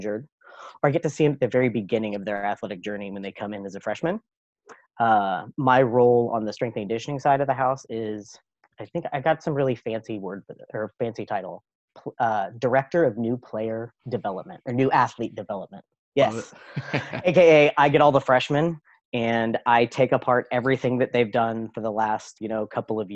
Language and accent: English; Kansas City, United States; I'm from Kansas City, so we know barbecue